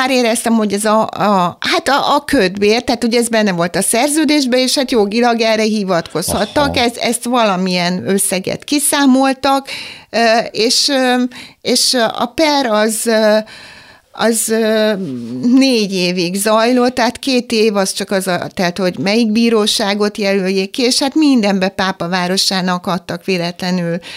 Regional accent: Pápa, Veszprém County, Hungary; én is pápai vagyok

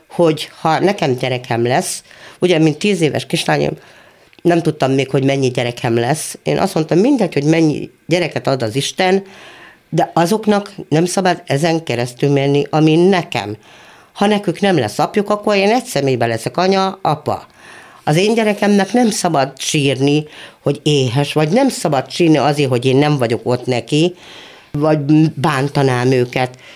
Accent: Monor, Pest, Hungary; Ott születtem, ott lakom, és remélem még lakni is fogok egy darabig.

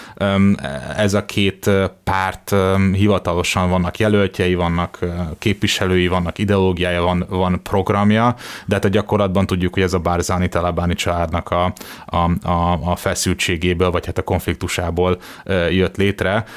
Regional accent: Hungary

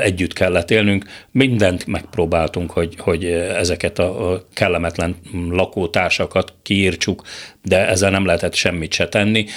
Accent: Budapest, Hungary; moved away as an adult; also born or lived in Moscow; a Szabadsághegyen egy akadémikus, egy vegyész kutató családjába születtem

